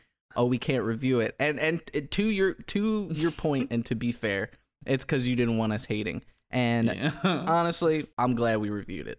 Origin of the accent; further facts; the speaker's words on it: Alexandria, Kentucky, United States; They're from where I grew up in Kentucky, Alexandria, Kentucky.